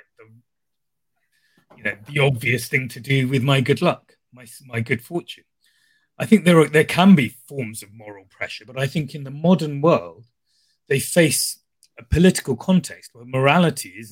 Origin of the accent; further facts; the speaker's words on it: Sri Lanka; moved away; I grew up in Sri Lanka, so I'd lived through humanitarian crises as a child